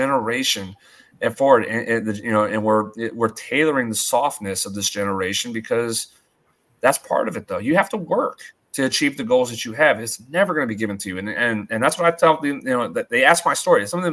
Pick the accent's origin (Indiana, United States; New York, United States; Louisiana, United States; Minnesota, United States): Louisiana, United States; moved away; I'm going to be in my home state.